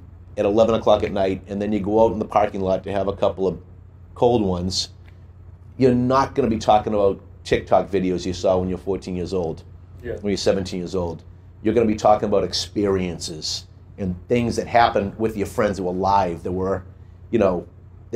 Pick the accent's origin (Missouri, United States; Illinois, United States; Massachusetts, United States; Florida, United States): Massachusetts, United States; Boston; accent: Dorchester; with my accent, I wouldn't get a job outside of Dorchester.